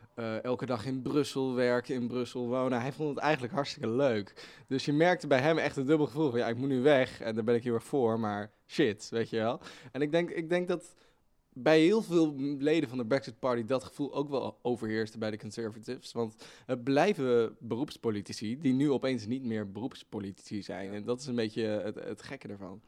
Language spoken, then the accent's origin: Dutch; Netherlands; wij als, als Nederland misschien wat, wat meer stijfjes zijn